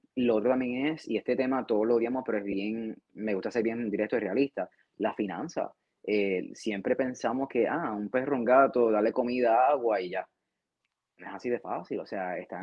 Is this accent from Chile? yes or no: no; Puerto Rico; moved away as an adult; yo soy de Puerto Rico y cuando estaba en, Puerto Rico, eh, en, nuestro país